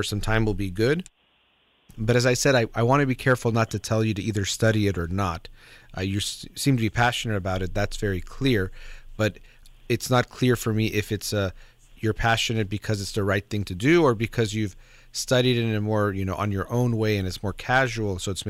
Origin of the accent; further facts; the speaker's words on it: United States; I was born in the United States